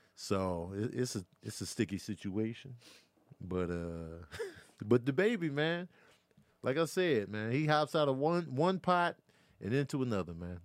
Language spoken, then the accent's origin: English; Chicago, Illinois, United States; now in Los Angeles, United States; growing up in Chicago